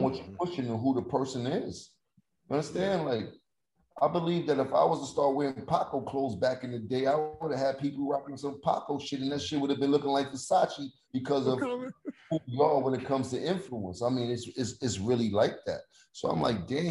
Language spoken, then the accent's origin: English; New York City, New York, United States; I'm from Harlem